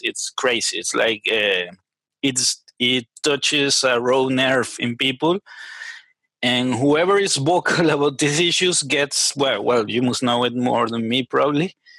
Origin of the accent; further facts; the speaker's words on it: Venezuela; English is a second language; moved away as an adult; now in Chile; I'm a Venezuelan software engineer. I was born in Venezuela uh, 30 years ago already